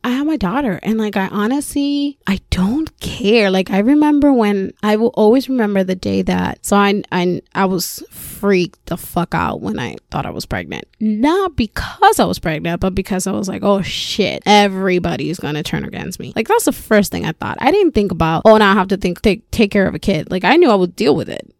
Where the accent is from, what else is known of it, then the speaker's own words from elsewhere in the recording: Puerto Rico; first language Spanish; English is a second language; moved away as an adult; also born or lived in Florida; Born and raised in Puerto Rico